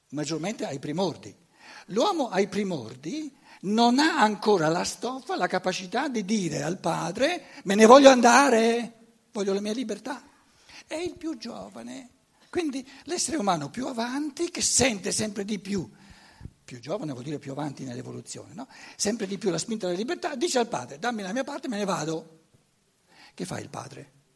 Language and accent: Italian; Germany; Italian is a second language; moved away; Io sono tedesco